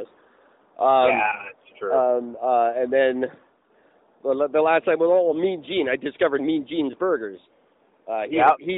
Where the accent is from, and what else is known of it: Canada